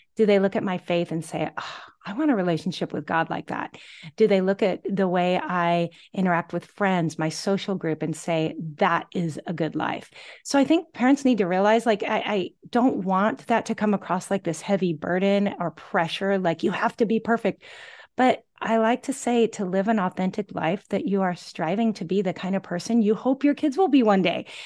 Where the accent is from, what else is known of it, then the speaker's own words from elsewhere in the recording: Gig Harbor, Washington, United States; moved away as an adult; now in Oahu, United States; I'm originally from the Pacific Northwest, My hometown is Gig Harbor, Washington